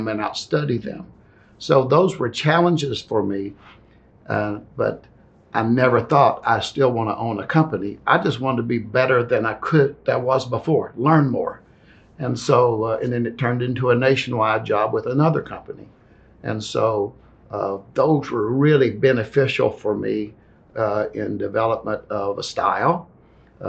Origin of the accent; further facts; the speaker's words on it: Athens, Tennessee, United States; moved away as an adult; also born or lived in Nashville, Tennessee; Athens, Tennessee, the small town. I had all the comforts there.